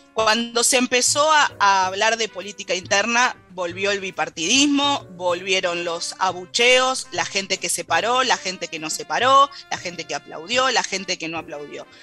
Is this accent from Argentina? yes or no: yes; Argentina; Para nosotros como argentinos